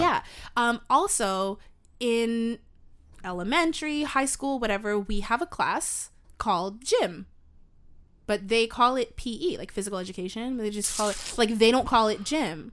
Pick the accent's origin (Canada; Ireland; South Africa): Canada; first language English; as Canadian podcasters, content creators